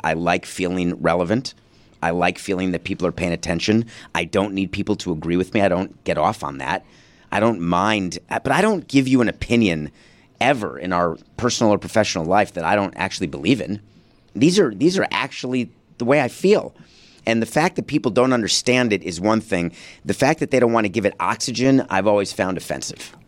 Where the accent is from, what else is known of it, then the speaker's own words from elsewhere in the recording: New York City, New York, United States; also born or lived in Milwaukee, Wisconsin; born in Milwaukee and only came to New York because of a divorce agreement